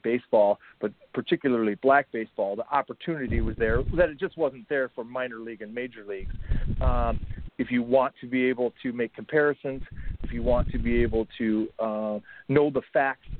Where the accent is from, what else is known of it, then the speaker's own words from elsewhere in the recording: Minnesota, United States; Black players came through my hometown and played a lot in the regions of Minnesota